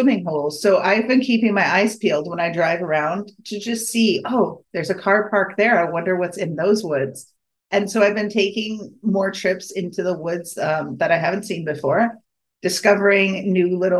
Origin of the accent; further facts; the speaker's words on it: New England, United States; I grew up in New England